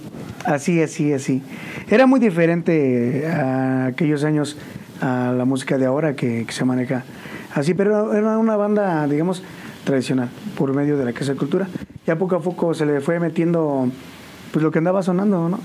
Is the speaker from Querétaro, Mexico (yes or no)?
yes; San Juan del Río, Querétaro, Mexico; yo soy originario de El Rosario, San Juan del Río. Eh, pues ahí toda mi vida, desde chiquillo. hasta la fecha